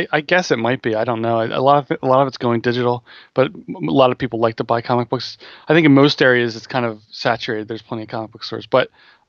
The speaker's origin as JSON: {"language": "English", "country": "United States", "said": "I'm American, so I say Riccardi."}